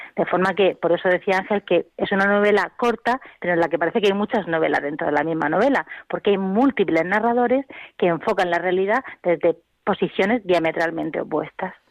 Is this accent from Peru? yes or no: no; Region of Murcia, Spain; nosotros somos de Murcia